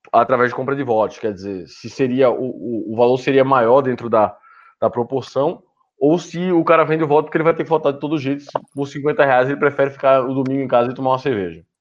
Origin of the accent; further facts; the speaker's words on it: Northeast Region, Brazil; Bom, eu sou do Nordeste, então isso acontece bastante.